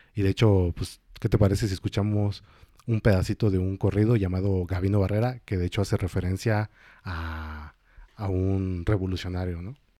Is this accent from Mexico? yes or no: yes; Mexico; como mexicano